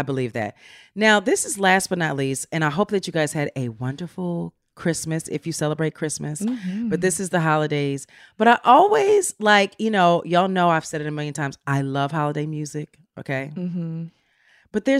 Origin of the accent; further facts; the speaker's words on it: Philadelphia, Pennsylvania, United States; I'm from Philly, by the way